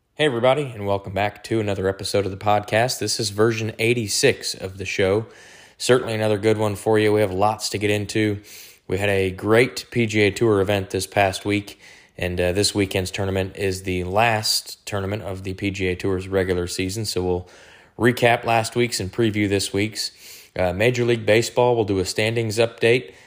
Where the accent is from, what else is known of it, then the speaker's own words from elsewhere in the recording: Detroit, Michigan, United States; I was born and raised in Detroit, Michigan.